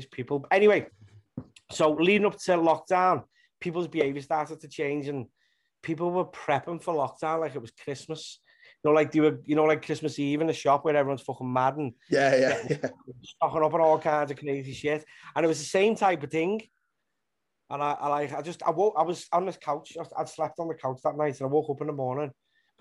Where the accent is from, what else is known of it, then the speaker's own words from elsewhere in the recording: Liverpool, North West England, United Kingdom; being from Liverpool, I'm from Walton in Liverpool.